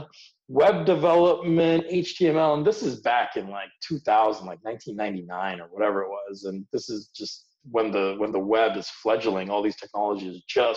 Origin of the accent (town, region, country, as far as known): United States; born or raised there; English is a second language; also born or lived in India